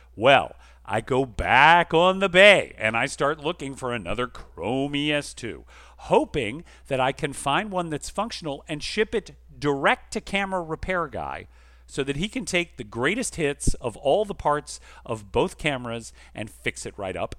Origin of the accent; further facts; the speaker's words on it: Atlanta, Georgia, United States; moved away; my hometown of Atlanta